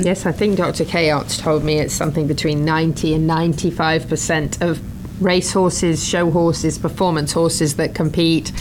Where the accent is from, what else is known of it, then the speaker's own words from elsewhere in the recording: England, United Kingdom; now in Florida, United States; I grew up in England where the grass is mostly green